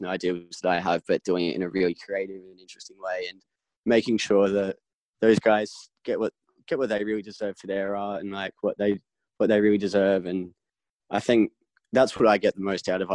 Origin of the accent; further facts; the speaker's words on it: Adelaide, South Australia, Australia; also born or lived in London, United Kingdom; now in Melbourne, Australia; I was into like Aussie hip hop as a young one when I was like 12, 13, growing up in Adelaide, and then like moved to London